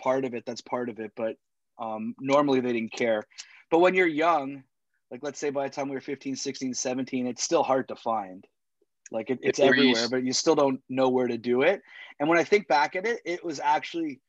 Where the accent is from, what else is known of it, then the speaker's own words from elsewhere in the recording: Toronto, Ontario, Canada; also born or lived in Montreal; I'm born and raised in Toronto, Canada. I've lived here all my life, except for 4 years where I went to university in Montreal